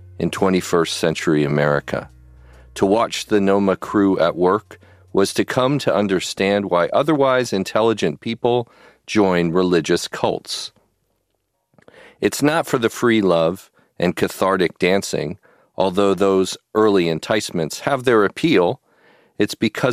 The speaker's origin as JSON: {"language": "English", "town": "Pasadena", "region": "California", "country": "United States", "tie": "born or raised there", "also_born_or_lived": "San Marino", "said": "I was an L.A. boy. I grew up here in Pasadena and San Marino."}